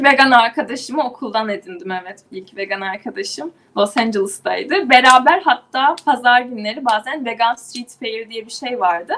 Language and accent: Turkish; İzmir, Turkey; moved away as an adult; also born or lived in Istanbul / New York